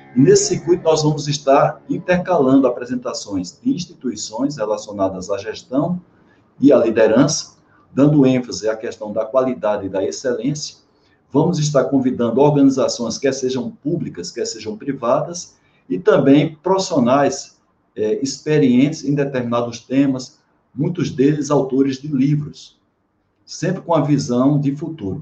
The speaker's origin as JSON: {"language": "Portuguese", "region": "Paraíba", "country": "Brazil", "moved": "yes", "said": "quando eu morava no Nordeste, que eu sou lá da Paraíba"}